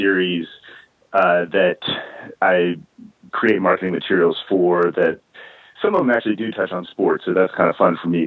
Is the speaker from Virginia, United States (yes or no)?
yes; Central Virginia, United States; moved away; I was raised in Central Virginia, certainly not the boxing hotbed of America, but sort of rural Central Virginia